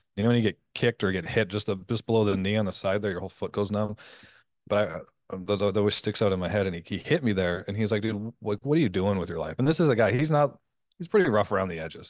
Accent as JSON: {"language": "English", "country": "Canada", "also_born_or_lived": "Las Vegas", "moved": "as an adult", "said": "I'm Canadian"}